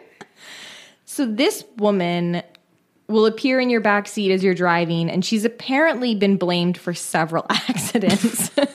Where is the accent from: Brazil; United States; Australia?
United States; San Francisco Bay Area, California; my hometown, the San Francisco Bay Area